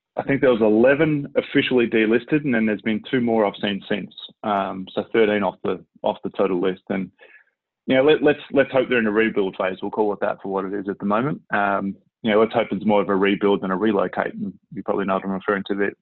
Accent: Melbourne, Victoria, Australia; moved away as an adult; also born or lived in Sydney, Australia; now in North Texas, United States; I grew up in Melbourne.

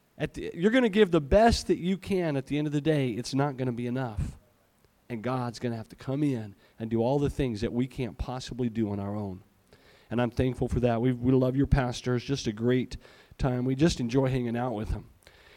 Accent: Malawi; born there; I was in Malawi once. That's where I was born. I was born in Africa.

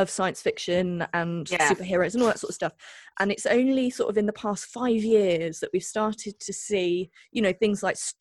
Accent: Devon, South West England, United Kingdom; I grew up in Devon

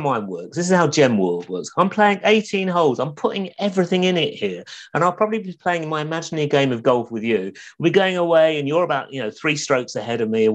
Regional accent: London, United Kingdom; also born or lived in Essex; growing up in London or the Essex borders in the 70s

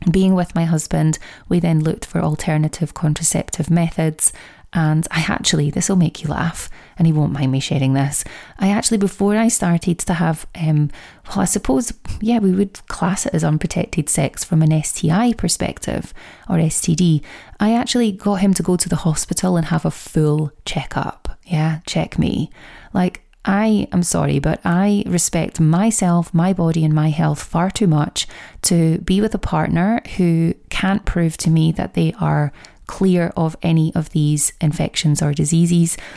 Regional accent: Scotland, United Kingdom; accent: Scottish; my Scottish accent

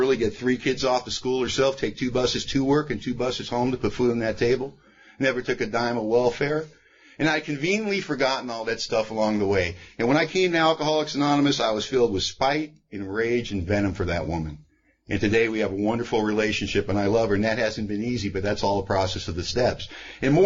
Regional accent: Los Angeles, California, United States; I was born and raised in Hollywood, California

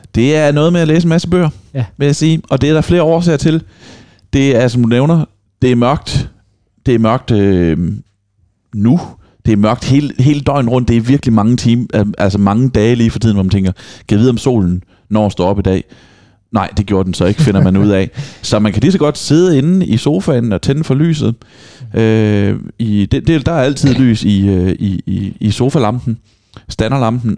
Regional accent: Vejle, Southern Denmark, Denmark; moved away; hjemme i Vejle, hvor jeg kommer fra

